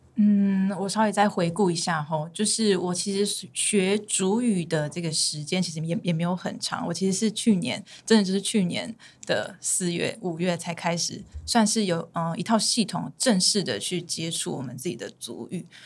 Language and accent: Chinese; Nanzhuang, Miaoli County, Taiwan; 我是來自苗栗，南莊， 呃，八卦麗部落的